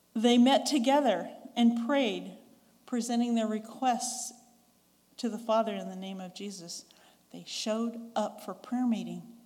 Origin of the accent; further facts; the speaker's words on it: the West, United States; accent: Western; now in Ringgold, Georgia, United States; I'm a Westerner, so my accent is very much from the West.